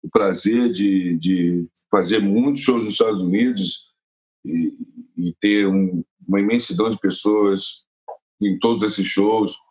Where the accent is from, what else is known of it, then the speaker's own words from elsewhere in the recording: Brazil; as pessoas sabem que eu venho do Brasil.